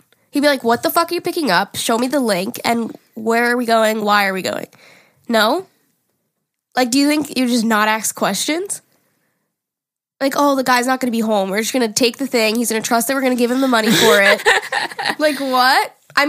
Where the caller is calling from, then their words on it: Connecticut, United States; I'm from Connecticut. I'm 21, and my fiancé is 23.